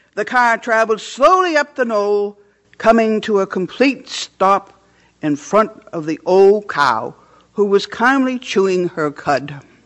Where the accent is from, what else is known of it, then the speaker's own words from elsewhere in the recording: Orland, Maine, United States; I grew up on Hardscrabble Hill in Orland, Maine